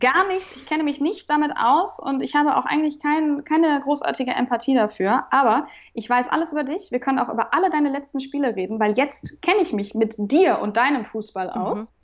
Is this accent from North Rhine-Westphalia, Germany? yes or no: yes; Remscheid, North Rhine-Westphalia, Germany; Ich bin in Remscheid zur Schule gegangen